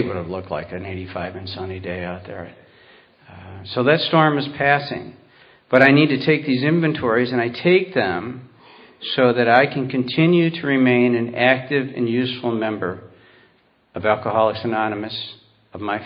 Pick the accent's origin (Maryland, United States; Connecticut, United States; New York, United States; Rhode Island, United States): New York, United States; Warsaw; I grew up out in Warsaw, New York